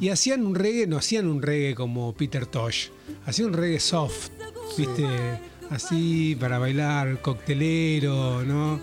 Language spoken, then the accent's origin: Spanish; Tierra del Fuego, Argentina; somos de Tierra del Fuego, estamos acá en, en Buenos Aires